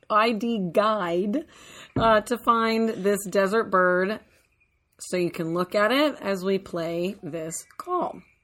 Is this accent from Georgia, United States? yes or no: no; Central Texas, United States; moved away; I grew up in Texas, and when we would go into the West Texas area for vacation, because I was more in Central Texas